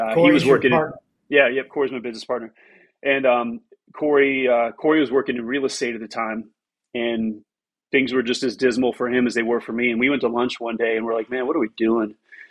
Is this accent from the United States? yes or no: yes; Miami, Florida, United States; moved away as an adult; also born or lived in Tampa, Florida / Western North Carolina; born in Miami in 1976. Dad left when I was a year old. Was raised by a single mom for a bunch of years. And then stepdad came into the picture and spent all of my childhood growing up in South Florida